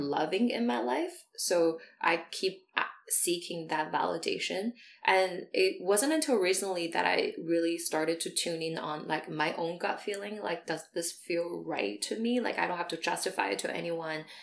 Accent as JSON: {"language": "English", "country": "China", "tie": "born or raised there", "moved": "as an adult", "said": "I grew up in China until I was 18"}